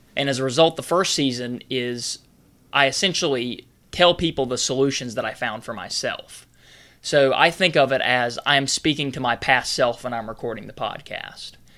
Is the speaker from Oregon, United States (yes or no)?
no; North Carolina, United States; I'm originally from North Carolina.